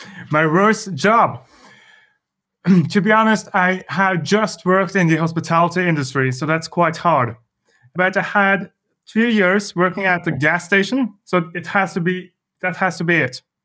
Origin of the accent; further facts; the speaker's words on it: Larvik, Vestfold, Norway; I grew up in a small city surrounded by, yeah, it's a summer city, uh, southern part of Norway called, uh, Larvik